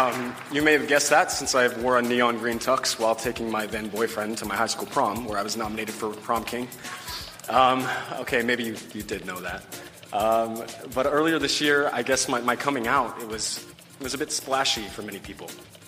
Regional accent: Kansas, United States; also born or lived in Hot Springs, United States; First of all, I grew up in Kansas. I also spent 6 years in Hot Springs, which is where Chad's from, and his family's still there.

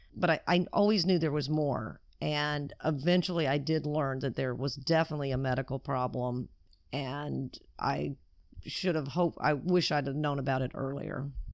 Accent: Alabama, United States; moved away as an adult; now in California, United States; I was raised in Alabama

